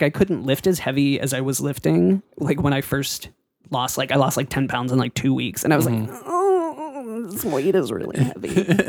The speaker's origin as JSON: {"language": "English", "town": "Pittsburgh", "region": "Pennsylvania", "country": "United States", "moved": "yes", "said": "People think I'm not from Pittsburgh when I'm in Pittsburgh."}